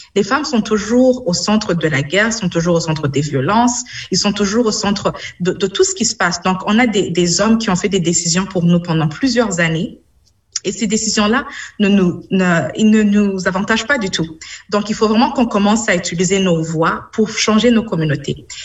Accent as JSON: {"language": "French", "country": "Burundi", "tie": "born or raised there", "moved": "yes", "lives_now": "London, Canada", "said": "je suis née au Burundi, j'ai vécu au Burundi. Euh, on a vécu dans la guerre quand j'étais au mhm. Burundi"}